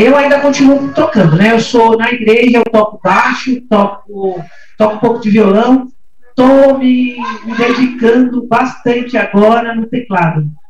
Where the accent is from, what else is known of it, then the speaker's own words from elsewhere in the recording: São Paulo, Brazil; now in Guarulhos, Brazil; nasci aqui em São Paulo mesmo, né, nasci no Cambuci